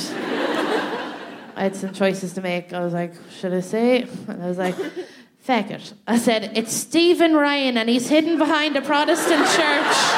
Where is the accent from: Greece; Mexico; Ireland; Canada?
Ireland; moved away as an adult; now in London, United Kingdom; I was in my hometown